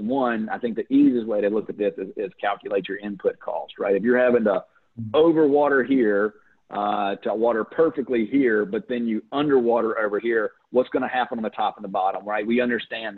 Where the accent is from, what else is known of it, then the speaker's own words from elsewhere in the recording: United States; also born or lived in Louisiana / Florida; I'm from Florida and Louisiana